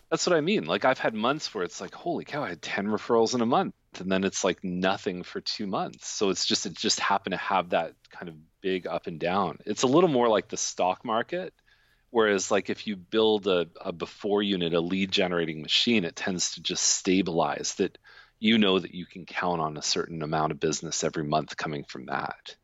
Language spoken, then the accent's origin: English; Toronto, Ontario, Canada; now in Milton, Canada; I grew up in Toronto.